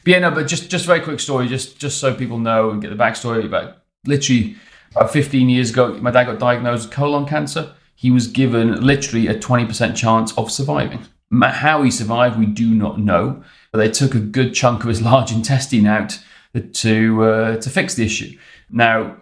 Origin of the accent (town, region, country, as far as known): Wales, United Kingdom